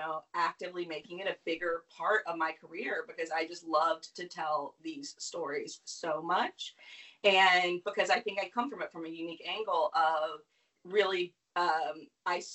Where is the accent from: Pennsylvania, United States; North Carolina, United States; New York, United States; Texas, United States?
North Carolina, United States; I grew up in North Carolina